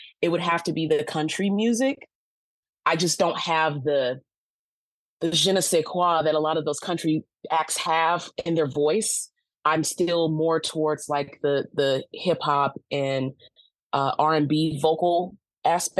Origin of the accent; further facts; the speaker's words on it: Los Angeles, California, United States; Growing up in Los Angeles